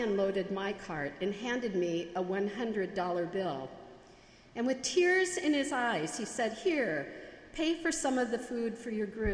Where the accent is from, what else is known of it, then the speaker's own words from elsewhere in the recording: United States; accent: Yankee; my Yankee accent